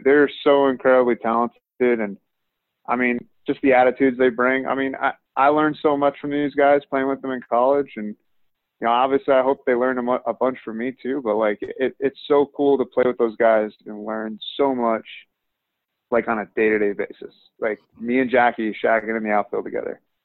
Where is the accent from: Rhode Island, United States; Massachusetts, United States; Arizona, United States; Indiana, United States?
Rhode Island, United States; moved away as an adult; I'm from Rhode Island